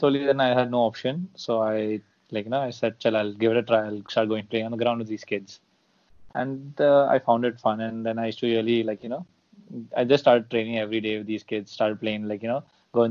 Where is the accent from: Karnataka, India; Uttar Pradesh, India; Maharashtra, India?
Maharashtra, India; Mumbai; also born or lived in Colaba, Mumbai; I grew up in Borivali